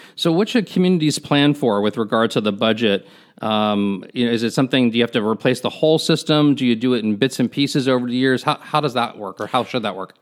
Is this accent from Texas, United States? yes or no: no; Miami, Florida, United States; I'm actually a native Floridian. I grew up in the Miami area